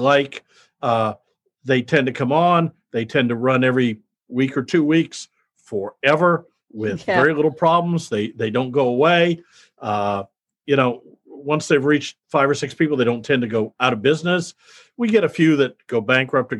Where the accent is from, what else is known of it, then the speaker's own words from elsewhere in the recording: Midwest, United States; I grew up in the Midwest, graduated from high school, went in the Marine Corps